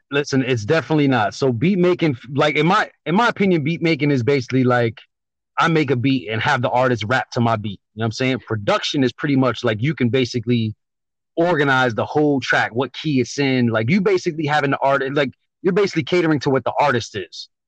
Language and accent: English; New York, United States; moved away as an adult; now in Connecticut, United States; born in New York, moved out to Connecticut after the military.